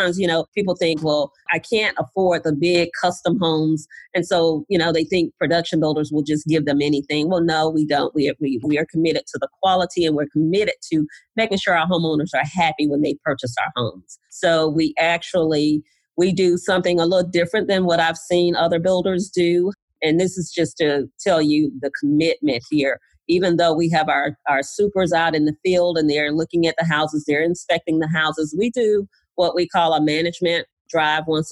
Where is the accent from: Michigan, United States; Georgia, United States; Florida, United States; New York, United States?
Georgia, United States; Decatur; also born or lived in Atlanta; I'm actually from Atlanta. I grew up Decatur, which I moved to Atlanta, then I moved back to Decatur.